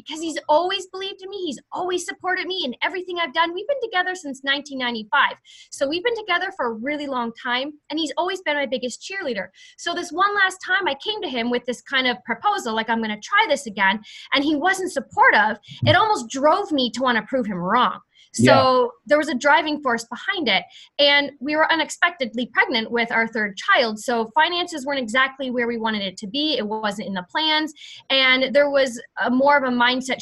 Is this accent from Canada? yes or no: yes; Canada; I'm from Canada